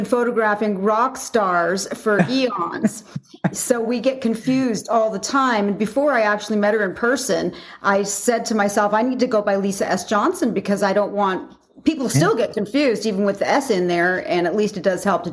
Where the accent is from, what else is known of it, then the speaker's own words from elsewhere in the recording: Alberta, Canada; moved away as an adult; also born or lived in California / Slave Lake, Alberta; now in Las Vegas, United States; even though I was born in California, I moved to Canada when I was 7 years old. So all my, formative years were in Canada